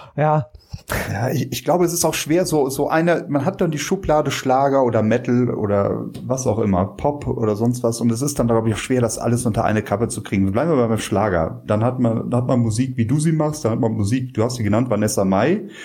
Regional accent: Rhineland, Germany; als Rheinländer

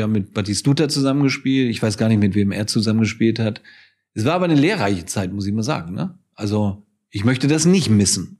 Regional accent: Hamburg, Germany; moved away; also born or lived in Munich; ich bin ja zurückgezogen nach Hamburg

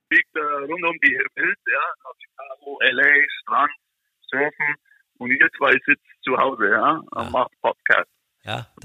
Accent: Germany; moved away as an adult; now in United States

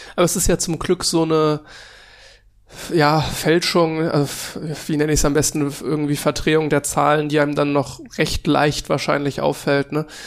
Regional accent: Cologne, North Rhine-Westphalia, Germany; ich komme aus Köln, deswegen Karneval

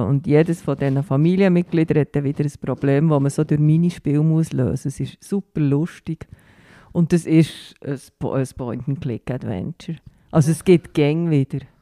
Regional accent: Bern, Switzerland; Ich komme aus Bern

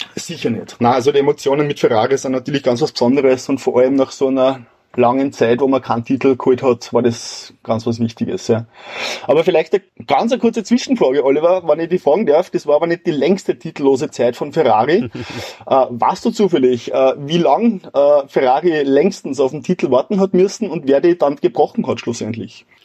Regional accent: Wilhering, Upper Austria, Austria; meinem Heimatort Willering

